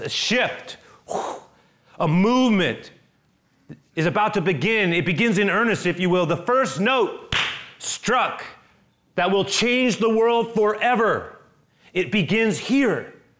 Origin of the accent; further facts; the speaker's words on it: San Francisco, California, United States; Growing up in San Francisco, I literally grew up on forty-seventh Avenue